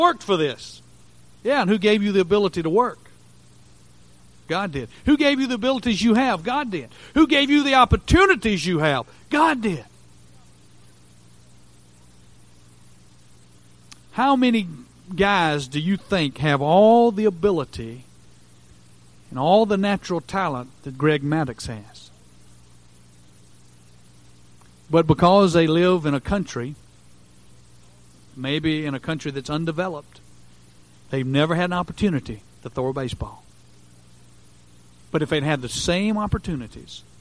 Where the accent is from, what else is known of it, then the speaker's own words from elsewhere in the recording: United States; as an American